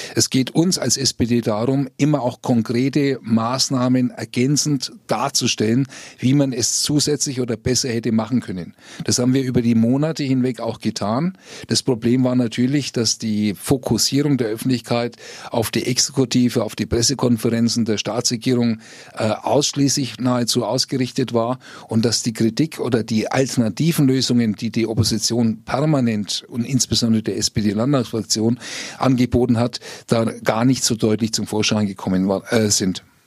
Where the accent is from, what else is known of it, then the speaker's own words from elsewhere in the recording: Fürth, Bavaria, Germany; Ich komme aus Fürth